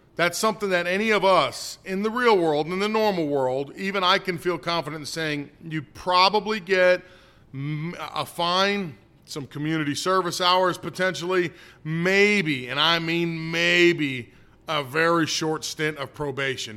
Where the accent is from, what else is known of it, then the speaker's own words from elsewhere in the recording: United States; I'm an American first. I'm of Italian, uh, descent.